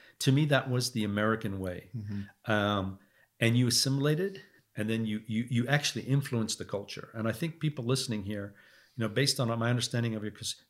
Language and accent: English; England, United Kingdom; Oh, yeah. I mean, so I'm from England, right?